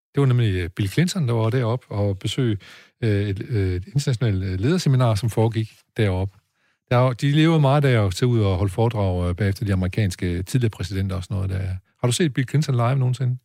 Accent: Aarhus, Central Denmark Region, Denmark; da jeg voksede op i Aarhus

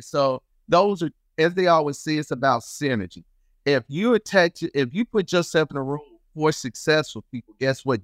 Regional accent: Chicago, Illinois, United States; moved away; also born or lived in Mississippi; I was born and raised in Chicago, and my family decided to move to Mississippi

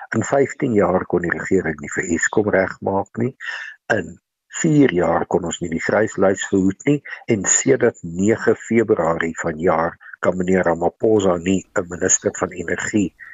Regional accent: South Africa; Ons as Suid-Afrikaners

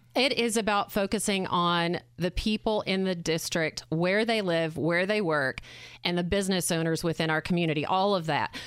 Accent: Arkansas, United States; moved away as an adult; now in Indiana, United States; I'm from Arkansas.

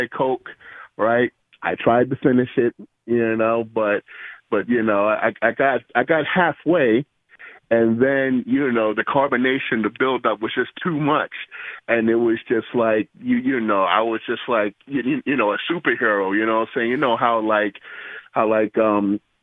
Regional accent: New York, United States; I'm a New Yorker

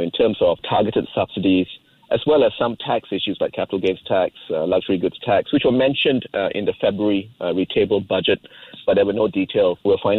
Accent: Singapore; You know, being a Singaporean, you know petrol in Malaysia is extremely cheap, very heavily subsidized.

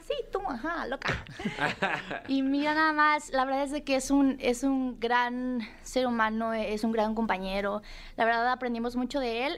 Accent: Nayarit, Mexico; Yo soy Nayarit, yo soy Nayarita

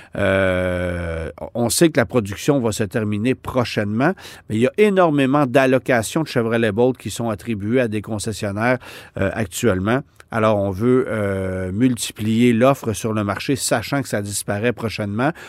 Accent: Canada; chez nous au Canada

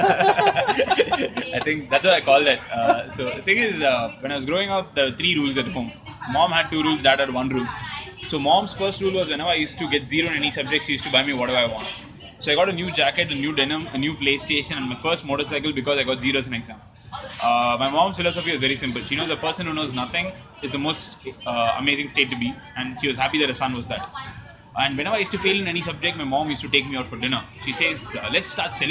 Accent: Chennai, Tamil Nadu, India; moved away; also born or lived in Bangalore; born and brought up in Chennai, moved to Bangalore, now traveling around the world.

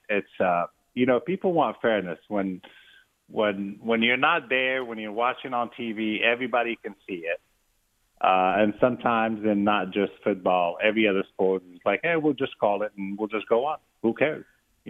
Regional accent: Charlotte, North Carolina, United States; But obviously I'm from Charlotte.

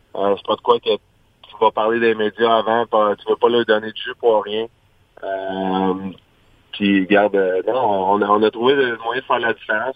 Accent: Quebec, Canada; fier de Fleury, Marchessault, Carrier en tant que Québécois

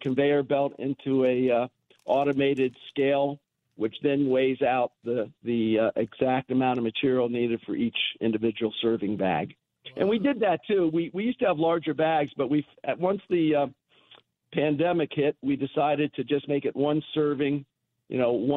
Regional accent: United States; As an American

